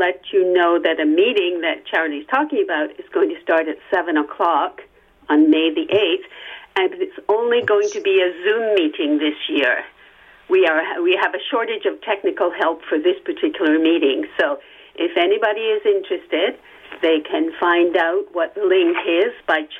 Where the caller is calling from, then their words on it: Toronto, Ontario, Canada; I'm not only … from Toronto, I'm … from Riverdale.